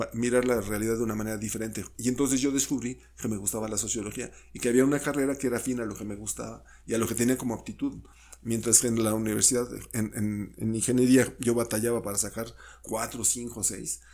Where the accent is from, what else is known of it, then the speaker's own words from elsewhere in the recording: Mexico City, Mexico; yo nací en, en, la Ciudad de México, en Tonalá 54